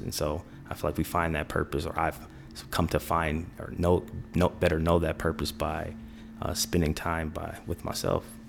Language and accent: English; Kalamazoo, Michigan, United States; moved away as an adult; now in Chicago, United States; I'm from Kalamazoo, Michigan.